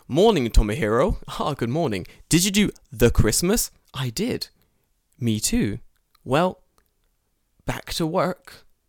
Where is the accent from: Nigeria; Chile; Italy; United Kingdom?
United Kingdom; England; moved away; also born or lived in Japan; I'm English.